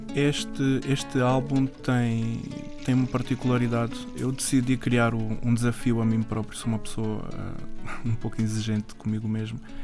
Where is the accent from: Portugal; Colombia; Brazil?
Portugal; Mem Martins, Lisbon; eu sou original de Lisboa, nasci em Portugal, Lisboa, e cresci em Mem Martins